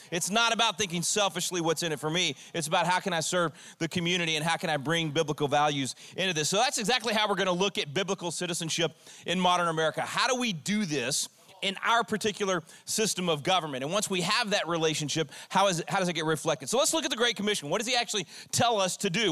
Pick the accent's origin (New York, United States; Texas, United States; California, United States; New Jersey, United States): Texas, United States; I'm a Texan